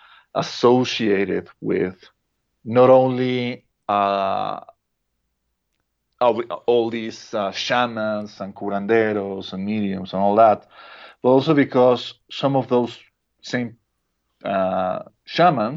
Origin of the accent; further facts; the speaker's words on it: Mexico; first language Spanish; English is a second language; I'm a Mexican. Spanish is my mother tongue